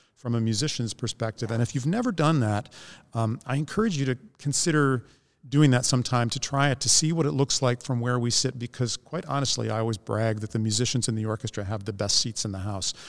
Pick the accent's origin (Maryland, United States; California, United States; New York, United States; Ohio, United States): Ohio, United States; Northeast; where I grew up in Northeast Ohio, about an hour south of Cleveland